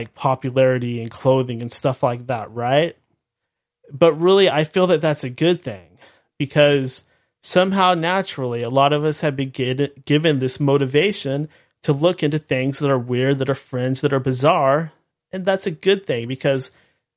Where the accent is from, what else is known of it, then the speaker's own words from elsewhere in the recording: United States; I am a red-blooded American and very proud